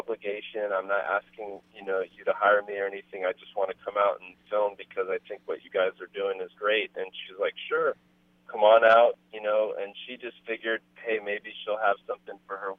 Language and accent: English; Berkeley, California, United States; as a kid growing up in Berkeley